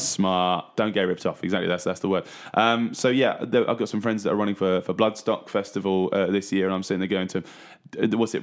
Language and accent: English; Trimley, East of England, United Kingdom; born and bred in Trimley